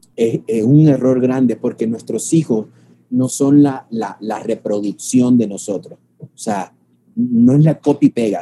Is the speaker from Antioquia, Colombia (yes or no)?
no; Barranquilla, Atlántico, Colombia; moved away as an adult; now in Medellín, Colombia; salir de mi ciudad natal, que es la ciudad de Barranquilla, Colombia, y estoy radicado en Medellín